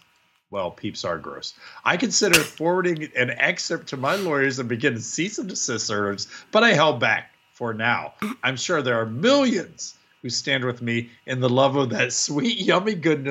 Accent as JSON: {"language": "English", "region": "Ohio", "country": "United States", "tie": "born or raised there", "said": "Now I've listened to you and Joe speak disparagingly about my home state of Ohio."}